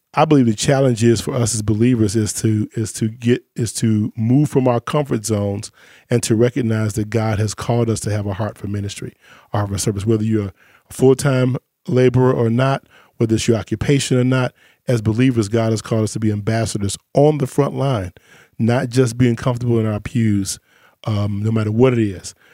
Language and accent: English; Chicago, Illinois, United States; I grew up in Chicago